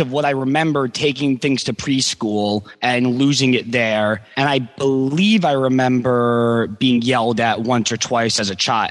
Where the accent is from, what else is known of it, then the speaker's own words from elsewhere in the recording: United States; Evan and I are both Jewish and American